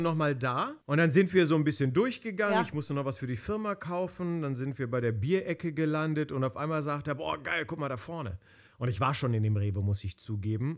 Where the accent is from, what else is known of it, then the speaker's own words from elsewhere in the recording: Berlin, Germany; Ich bin ja Kroate, aber ich bin in ja. Berlin geboren und dort auch aufgewachsen